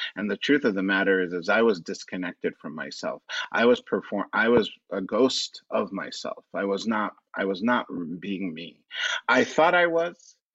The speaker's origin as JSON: {"language": "English", "town": "Los Angeles", "region": "California", "country": "United States", "tie": "born or raised there", "also_born_or_lived": "Orange County", "said": "I am actually born and raised in Los Angeles. I'm an Angelino"}